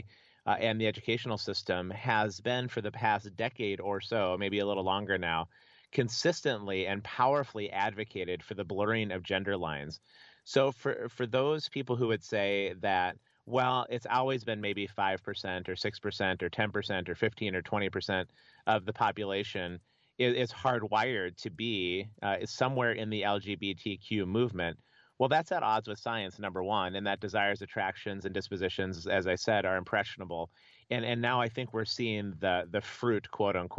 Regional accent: Minnesota, United States; I grew up in Minnesota

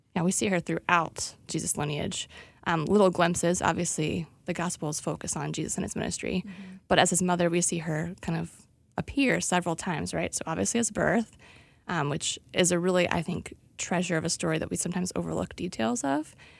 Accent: the South, United States; I grew up in the South

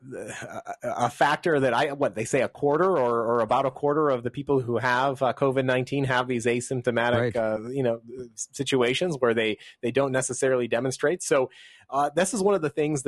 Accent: New York, United States; My home state, where I was born, New York

